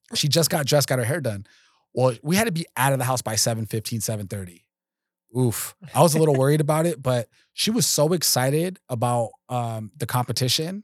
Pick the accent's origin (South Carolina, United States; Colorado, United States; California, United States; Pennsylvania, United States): California, United States; Los Angeles; I grew up in North Hollywood